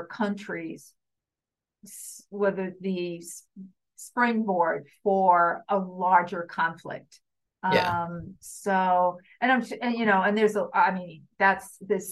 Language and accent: English; New York area, United States; growing up in the New York area